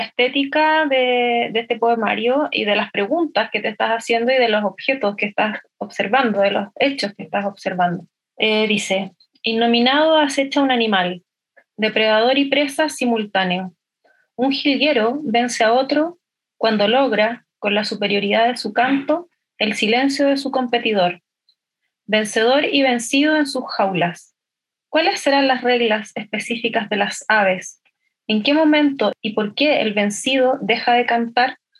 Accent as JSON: {"language": "Spanish", "town": "Santiago", "region": "Santiago Metropolitan Region", "country": "Chile", "said": "yo soy de Santiago"}